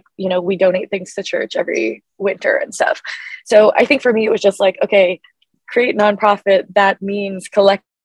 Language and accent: English; Portland, Oregon, United States; growing up in Portland, Oregon